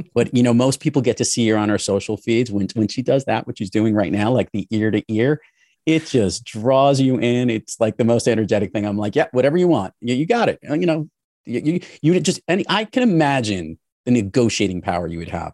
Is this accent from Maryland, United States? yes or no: no; New York City, New York, United States; I grew up in New York City and in the New York area my entire life